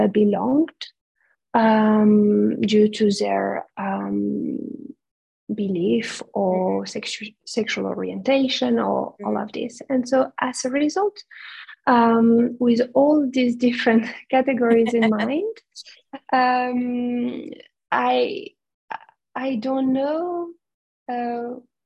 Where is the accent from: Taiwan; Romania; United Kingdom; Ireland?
Romania; moved away; in my home country, Romania